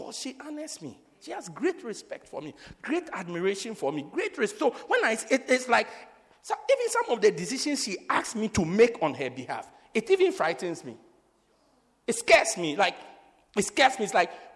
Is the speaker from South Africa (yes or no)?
yes; Eastern Cape, South Africa; I'm also from the Eastern Cape